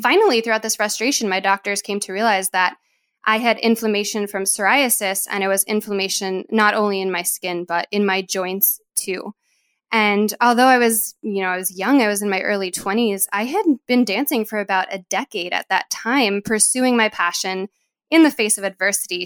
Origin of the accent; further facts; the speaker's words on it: New York, United States; I'm from New York